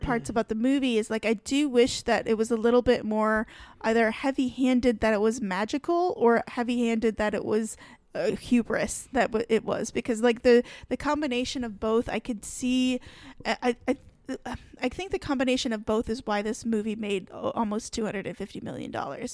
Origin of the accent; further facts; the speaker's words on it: Michigan, United States; I grew up in Michigan, I grew up in forests